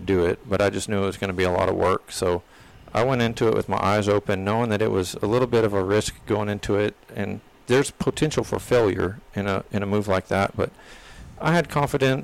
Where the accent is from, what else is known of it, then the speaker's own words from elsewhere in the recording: Granbury, Texas, United States; moved away as an adult; also born or lived in Corpus Christi, Texas; I grew up in North Texas at Granbury, Texas